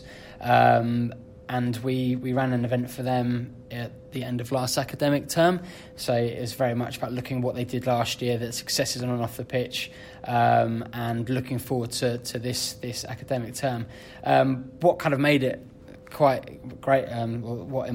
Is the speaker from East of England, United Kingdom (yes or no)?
yes; Bedford, East of England, United Kingdom; moved away as an adult; I was born and bred in Bedford. I grew up watching professional rugby at Bedford